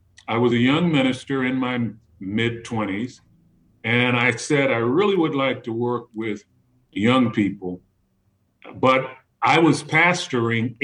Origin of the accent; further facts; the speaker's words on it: Baltimore, Maryland, United States; I grew up in Freddie Gray's neighborhood